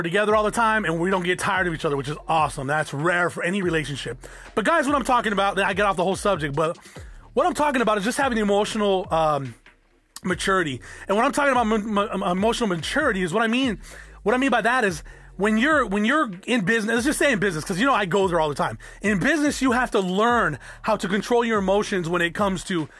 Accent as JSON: {"language": "English", "town": "South Tucson", "region": "Arizona", "country": "United States", "tie": "born or raised there", "said": "I grew up in South Tucson"}